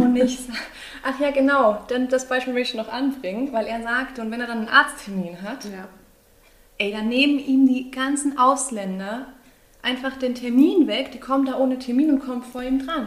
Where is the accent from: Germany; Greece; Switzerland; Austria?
Greece; bin ja eine Griechin